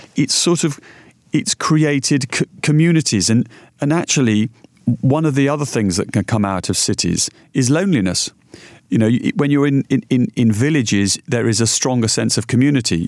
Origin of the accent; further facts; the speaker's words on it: Yorkshire and the Humber, United Kingdom; moved away; also born or lived in London; I was brought up in Yorkshire